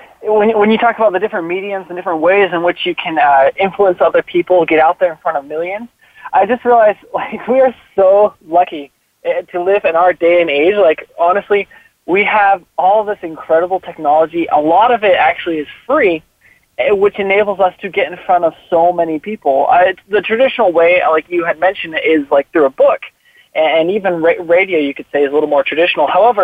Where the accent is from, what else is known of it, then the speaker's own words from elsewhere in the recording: Wyoming, United States; But a little more about me is I'm from Wyoming originally. I grew up all over the United States, though. And right now I'm just residing in Utah with my family.